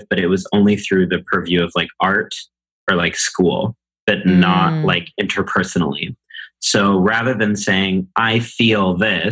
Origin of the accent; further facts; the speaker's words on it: College Station, Texas, United States; now in New York City, United States; I grew up in a small town in Texas called College Station, Texas.